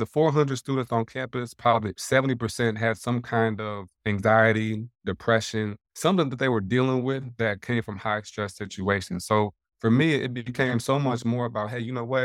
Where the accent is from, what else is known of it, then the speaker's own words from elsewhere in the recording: Indiana, United States; moved away as an adult; now in South Carolina, United States; I'm from Indiana, in South Carolina